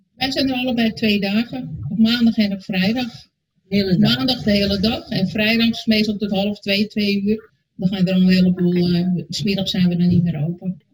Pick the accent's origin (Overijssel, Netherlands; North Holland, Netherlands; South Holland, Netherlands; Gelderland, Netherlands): North Holland, Netherlands; Alkmaar; Ik kom uit Alkmaar